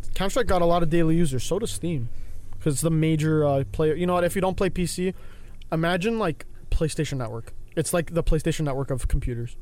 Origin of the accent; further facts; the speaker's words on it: Canada; I'm Canadian